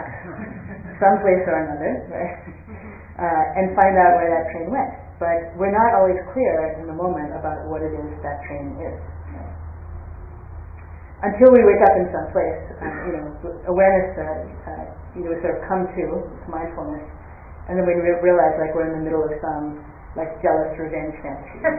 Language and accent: English; United States; I grew up in the United States